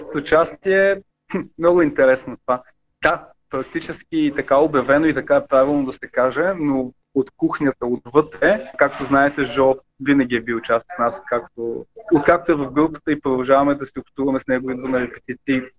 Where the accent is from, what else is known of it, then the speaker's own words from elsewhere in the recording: Bulgaria; ние сме българи